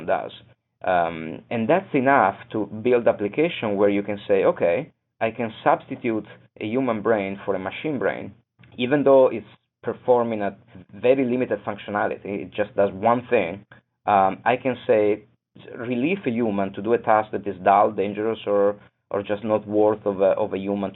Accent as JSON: {"language": "English", "town": "Venice", "region": "Veneto", "country": "Italy", "also_born_or_lived": "Boston", "moved": "yes", "said": "I come from Venice"}